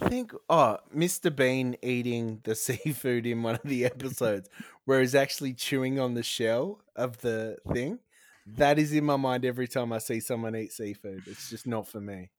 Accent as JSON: {"language": "English", "town": "Broken Hill", "region": "New South Wales", "country": "Australia", "tie": "born or raised there", "moved": "yes", "lives_now": "South Australia, Australia", "said": "I grew up in New South Wales"}